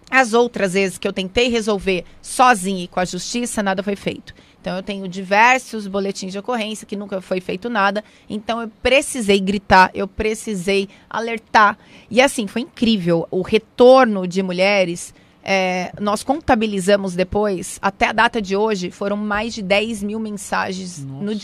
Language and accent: Portuguese; São José dos Campos, São Paulo, Brazil; eu nasci em São Paulo, porém quando minha mãe teve alta eu já fui embora para São José dos Campos, é onde eu vivo hoje